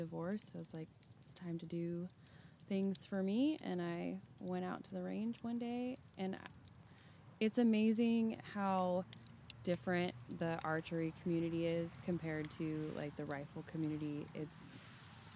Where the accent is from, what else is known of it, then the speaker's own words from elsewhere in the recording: Independence, United States; I am from Independence